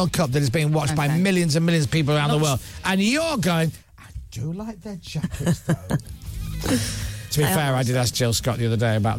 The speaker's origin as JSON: {"language": "English", "town": "Leeds", "region": "Yorkshire and the Humber", "country": "United Kingdom", "said": "Maybe it's because I'm from Leeds"}